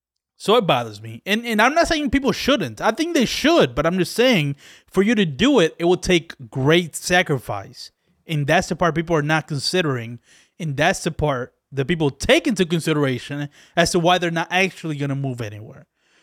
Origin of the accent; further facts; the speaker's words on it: Dominican Republic; now in United States; I came from another country. I came from the Dominican Republic, where shit is awful there.